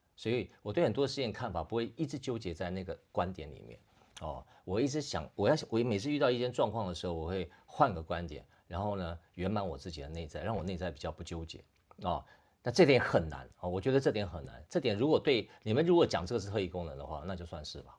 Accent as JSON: {"language": "Chinese", "country": "Taiwan", "said": "我们台湾人"}